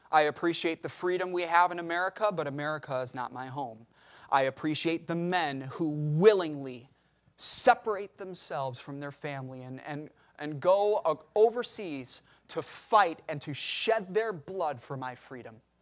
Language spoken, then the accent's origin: English; United States; I am an American. I know I don't look it, but I am an American